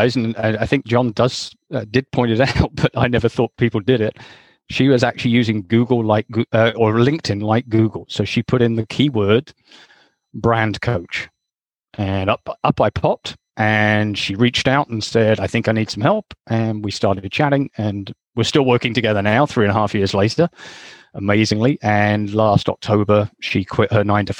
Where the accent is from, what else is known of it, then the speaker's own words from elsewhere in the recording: Hamilton, Ontario, Canada; my hometown in Hamilton, Ontario